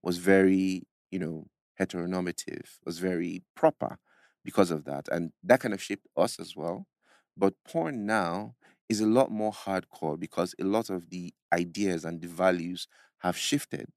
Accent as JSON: {"language": "English", "country": "Nigeria", "said": "as a Nigerian, even as an African"}